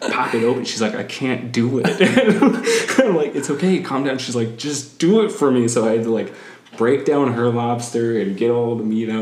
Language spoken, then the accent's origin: English; Halifax, Nova Scotia, Canada; now in Arizona, United States; I was born in Halifax, Nova Scotia